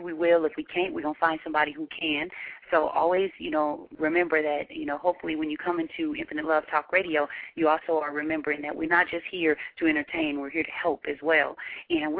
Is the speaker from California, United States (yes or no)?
no; Seattle, Washington, United States; we're from the Pacific Northwest, from Seattle